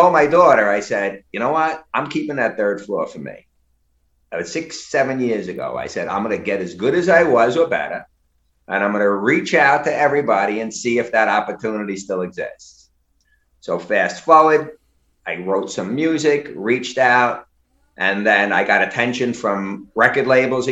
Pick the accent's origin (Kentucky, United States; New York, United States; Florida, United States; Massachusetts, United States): New York, United States; New York City; I was growing up in Brooklyn